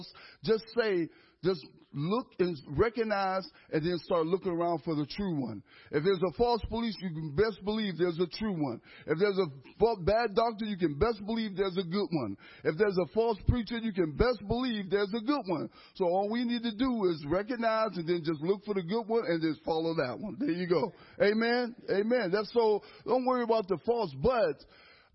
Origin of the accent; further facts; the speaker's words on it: Erie, Pennsylvania, United States; I'm born and raised in Erie, Pennsylvania